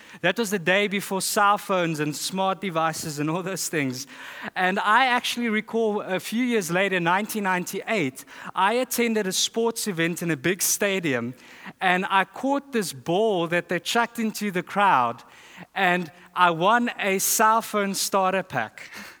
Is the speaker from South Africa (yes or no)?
yes; South Africa; moved away; I'm from South Africa.